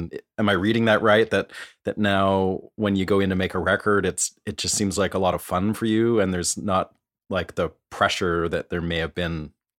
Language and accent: English; Vancouver, British Columbia, Canada; now in Nashville, United States; I live in Nashville now. I'm from Vancouver, Canada, but I moved here about 7 or 8 years ago.